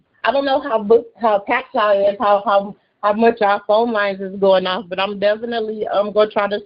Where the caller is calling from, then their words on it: Beloit, Wisconsin, United States; Okay, so I'm calling from … I'm calling from Beloit, Wisconsin.